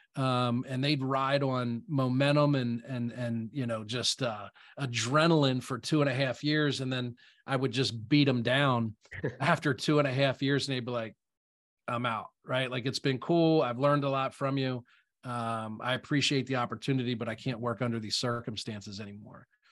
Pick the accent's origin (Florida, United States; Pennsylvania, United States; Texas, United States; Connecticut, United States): Pennsylvania, United States; South Central; I'm a real estate investor, born and raised in South Central Pennsylvania